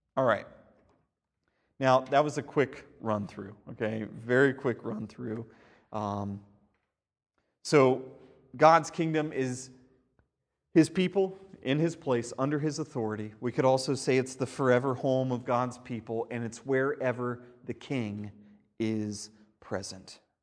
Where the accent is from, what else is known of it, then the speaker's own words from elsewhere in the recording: United States; as an American